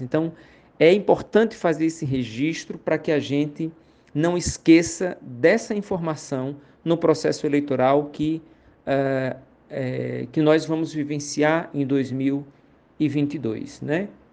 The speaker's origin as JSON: {"language": "Portuguese", "town": "Iguaraci", "region": "Pernambuco", "country": "Brazil", "tie": "born or raised there", "said": "sou natural de, do município de Iguaraci, no sertão do Pajeú, no distrito de Jabitacá"}